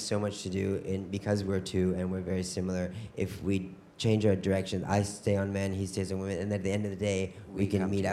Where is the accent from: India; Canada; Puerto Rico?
Canada; growing up in Canada, uh, there's not a lot of fashion around you.